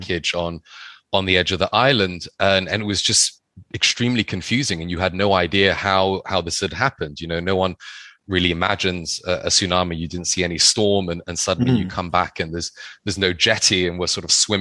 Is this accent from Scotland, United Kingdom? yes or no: no; London, United Kingdom; my mother's Thai, and I grew up in London